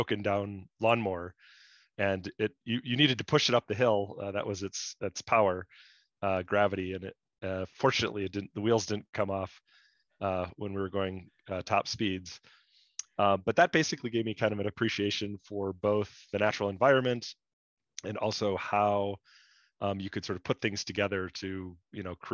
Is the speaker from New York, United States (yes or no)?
no; northern rural Wisconsin, United States; I grew up in the Midwest, northern rural Wisconsin.